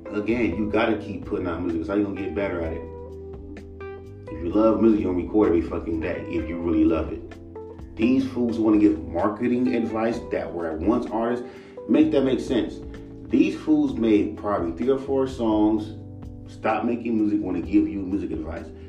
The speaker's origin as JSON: {"language": "English", "town": "Los Angeles", "region": "California", "country": "United States", "said": "I'm from Los Angeles"}